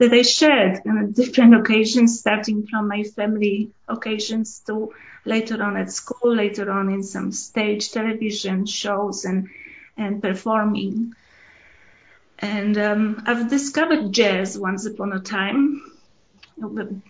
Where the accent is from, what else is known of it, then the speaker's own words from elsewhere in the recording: Poland; moved away as an adult; When I was born in Poland, the late 50s.